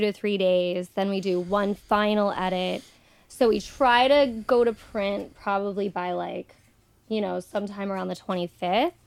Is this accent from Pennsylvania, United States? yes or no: yes; Nockamixon State Park, Pennsylvania, United States; I grew up right across from Nakamixon State Park